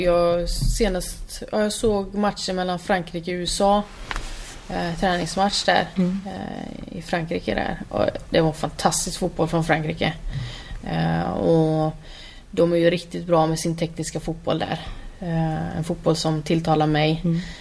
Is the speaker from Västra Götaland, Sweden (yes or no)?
yes; Borås, Västra Götaland, Sweden; Jag är ju från Borås